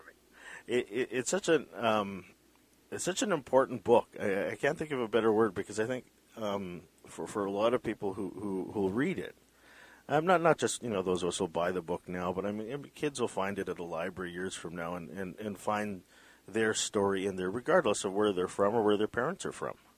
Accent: Vancouver, British Columbia, Canada; My parents are Filipino. I was born in Vancouver

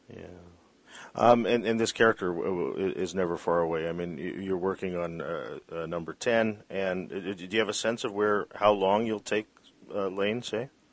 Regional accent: British Columbia, Canada; as a British Columbian

